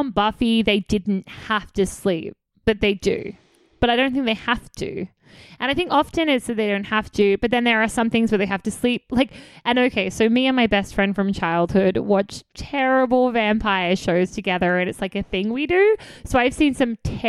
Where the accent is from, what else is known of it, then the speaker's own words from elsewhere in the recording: Australia; I'm Australian